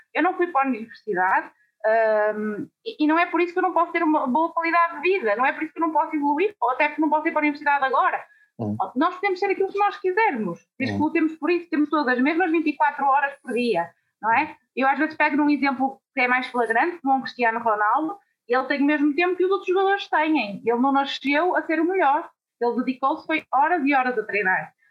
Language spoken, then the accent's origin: Portuguese; Guimarães, Norte, Portugal; eu não tinha aquela vontade de sair da minha terrinha sempre fui muito agarrada aos meus pais à minha cidade e para Uh, poder trabalhar na minha área, obrigatoriamente eu tinha que sair de Guimarães.